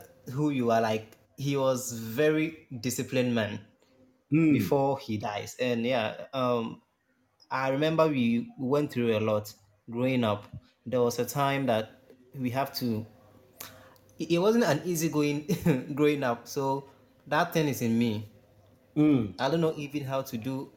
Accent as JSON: {"language": "English", "country": "Ghana", "said": "I'm from Ghana"}